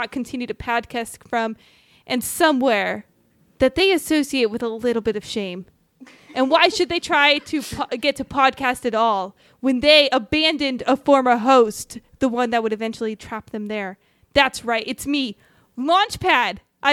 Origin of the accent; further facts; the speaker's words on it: Riverside, California, United States; I've learned a lot about my hometown.